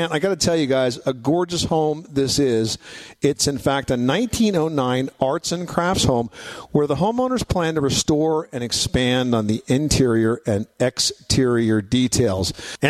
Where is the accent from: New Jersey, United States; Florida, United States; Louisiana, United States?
New Jersey, United States; he was born and raised in Jersey, just like me